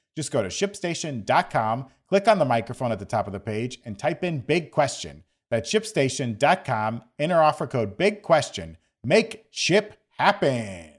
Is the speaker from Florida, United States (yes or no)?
yes; Florida, United States; growing up in Florida